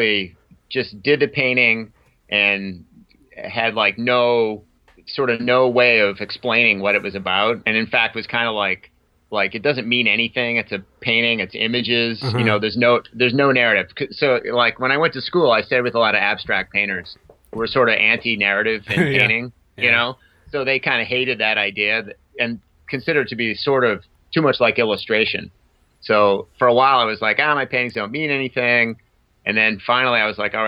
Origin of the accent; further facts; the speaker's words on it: Boston, Massachusetts, United States; moved away as an adult; now in San Francisco Bay Area, United States; I grew up in Boston mostly, back east